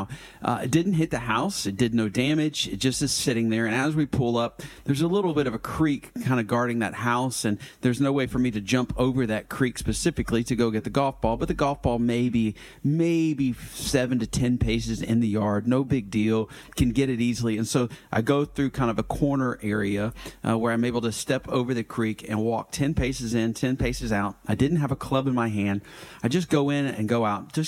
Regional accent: Atlanta, Georgia, United States; growing up in Atlanta in the Gwinnett County area

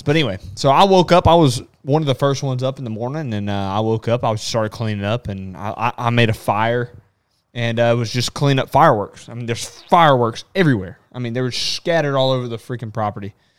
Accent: Texas, United States; I'm from Texas

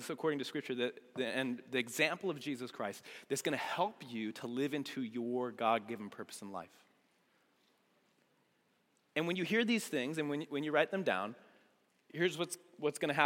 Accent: United States; being an American

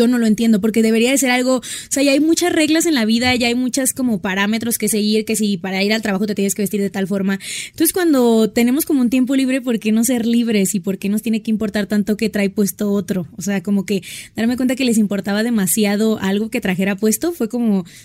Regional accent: Hermosillo, Sonora, Mexico; moved away as an adult; also born or lived in Ciudad Obregón, Sonora; now in Mexico City, Mexico; me encanta porque me siento más a gusto. Y tengo 24 años, soy de Sonora, o sea, viví en Hermosillo 14 años, pero soy de Obregón, Sonora. Y me vine a vivir hace como 8 meses a la ciudad

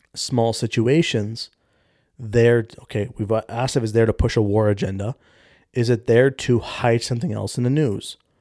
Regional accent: Canada; 'cause I'm Canadian

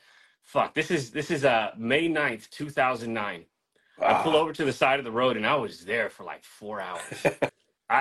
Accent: Daly City, California, United States; also born or lived in Antioch, California; I grew up in Daly City, California

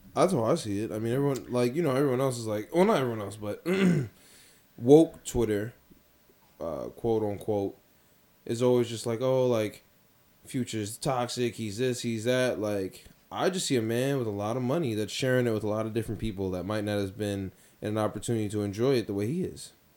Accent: New York City, New York, United States; I'm a man from Queens

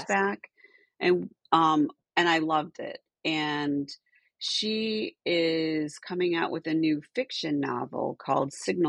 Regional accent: Michigan, United States; moved away; I grew up in Michigan

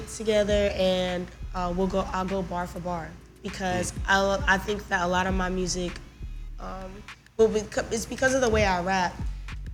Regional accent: Winston-Salem, North Carolina, United States; I had so much love for my hometown

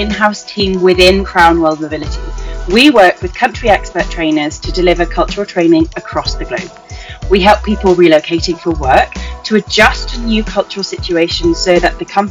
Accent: United Kingdom; moved away as an adult; also born or lived in Taiwan; as a British person

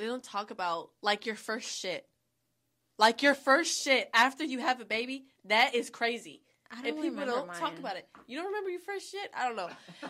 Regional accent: Florida, United States; I'm from Florida, bitch.

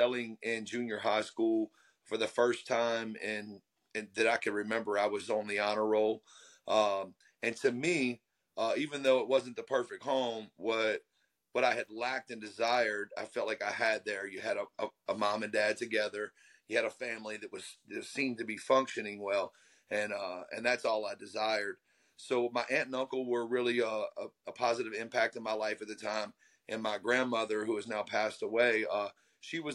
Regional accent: Gulfport, Mississippi, United States; I am in Gulfport, Mississippi. I am born and raised in the South here.

